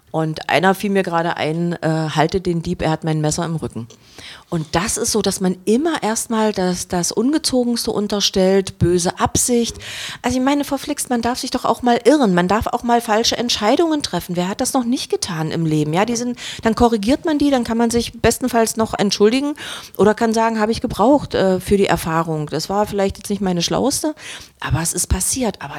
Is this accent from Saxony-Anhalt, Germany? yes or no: yes; Saxony-Anhalt, Germany; born there; 1980. Geboren äh, auf einem Dorf von Magdeburg. Äh, von, von Bernburg als Försterkind